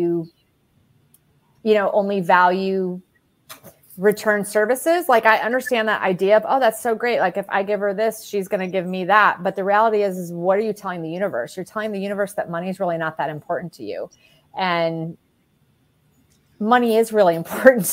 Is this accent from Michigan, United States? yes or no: yes; Michigan, United States; now in Florida, United States; I am also a Midwesterner from Michigan, moved down here probably about 6 months before Julietta did